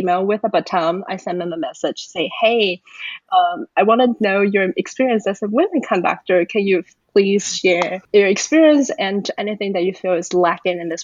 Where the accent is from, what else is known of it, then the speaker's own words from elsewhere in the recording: Taiwan; now in Atlanta, United States; I'm originally from Taiwan, and I live in Atlanta, Georgia